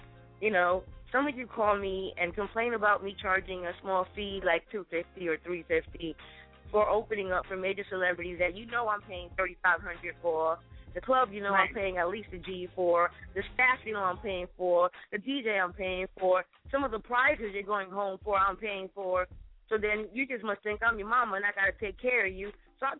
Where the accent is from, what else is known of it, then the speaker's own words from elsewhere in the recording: Brooklyn, New York, United States; I'm from Brooklyn. We got our own stadium now